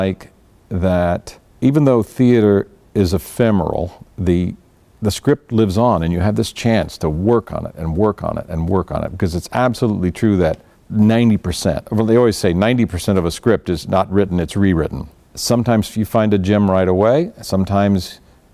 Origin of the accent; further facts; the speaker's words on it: Orange County, California, United States; I grew up in Orange County, California